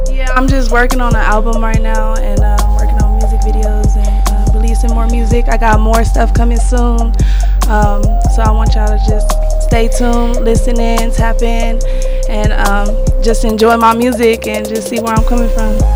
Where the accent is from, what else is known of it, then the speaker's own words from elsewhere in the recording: Compton, California, United States; I'm from Compton, California